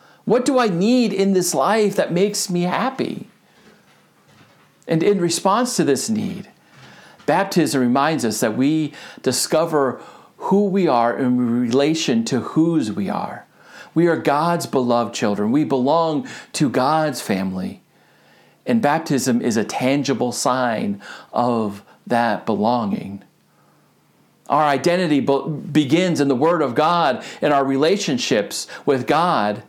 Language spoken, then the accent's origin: English; Rutland, Vermont, United States; also born or lived in Philadelphia, Pennsylvania / Syracuse, New York / Gardner, Massachusetts; now in Connecticut, United States; I am from Rutland, Vermont.